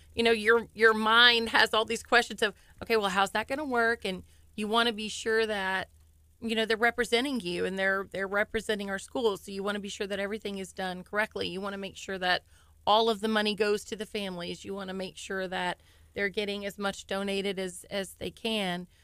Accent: Deer Park, Texas, United States; I've lived in Deer Park my whole life.

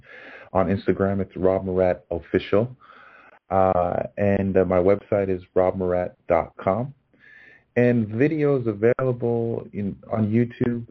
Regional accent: New York, United States; also born or lived in Los Angeles; I'm originally from New York, and I'm rooting for my hometown Knicks

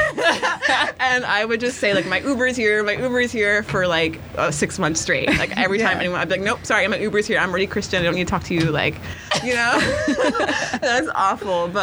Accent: Houston, Texas, United States; moved away as an adult; also born or lived in Austin / Los Angeles; now in New York, United States; I grew up in Lakewood in Houston.

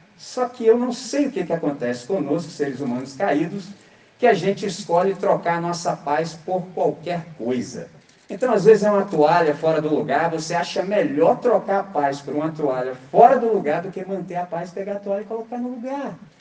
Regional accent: Brazil; nós que somos brasileiros

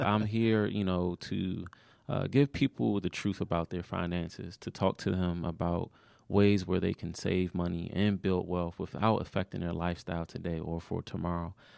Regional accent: Maryland, United States; moved away; also born or lived in Georgia; I wasn't a Georgia native at the time when I was from Maryland

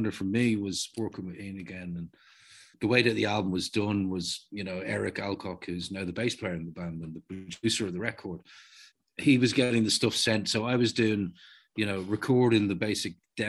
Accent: Dublin, Leinster, Ireland; I'm from Walkinstown.

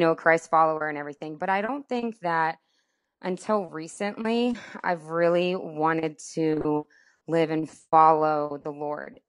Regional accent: Tampa, Florida, United States; moved away as an adult; also born or lived in Amarillo, Texas / Atlanta; growing up in Florida and in Tampa

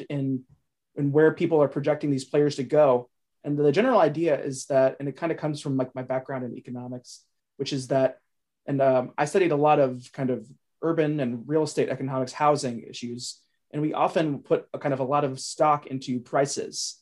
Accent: Cincinnati, Ohio, United States; moved away; I'm from Cincinnati originally

